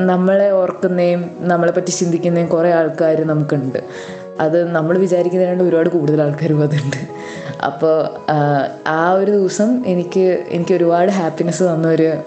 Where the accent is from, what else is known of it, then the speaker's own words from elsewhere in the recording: Ernakulam, Kerala, India; ഞാൻ എറണാകുളത്തു നിന്നാണ് വരുന്നത്